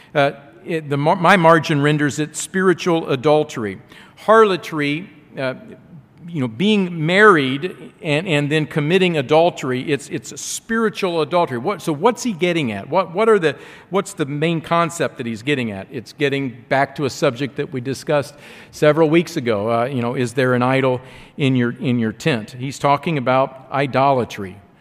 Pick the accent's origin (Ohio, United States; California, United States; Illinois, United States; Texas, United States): Ohio, United States; I'm from Ohio. We have, we have orange carrots in Ohio.